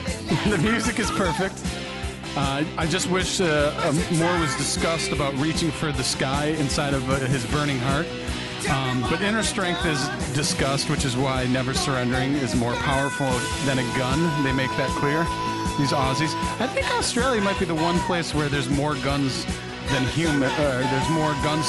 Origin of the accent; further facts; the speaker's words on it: Canada; So, yeah, …. Being Canadian, I would assume this song's about hockey.